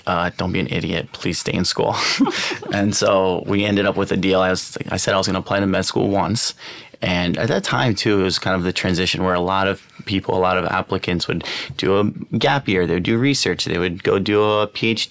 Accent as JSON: {"language": "English", "town": "Baltimore", "region": "Maryland", "country": "United States", "tie": "born or raised there", "also_born_or_lived": "Toronto, Canada / Alabama / New York", "moved": "as an adult", "lives_now": "Los Angeles, United States", "said": "And then our family kind of landed in Maryland. And that's where we did middle school, high school, and grew up there"}